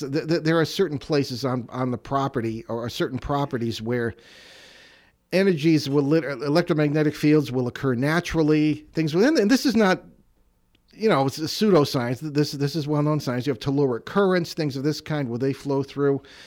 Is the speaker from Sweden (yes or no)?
no; East Hartford, Connecticut, United States; I grew up in the Connecticut Valley, uh, around, uh, East Hartford, South Windsor area